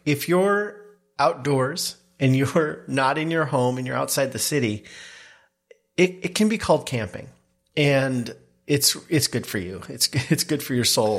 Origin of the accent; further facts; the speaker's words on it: the Northwest, Pacific Northwest, United States; growing up in the Northwest, both of us, camped a lot